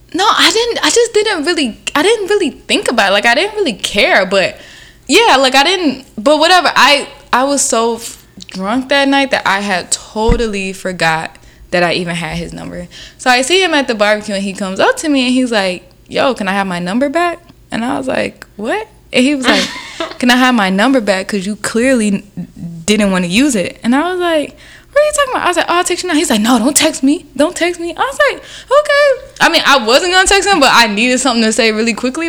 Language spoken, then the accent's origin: English; the South, United States; now in New York, United States; if I stayed in the South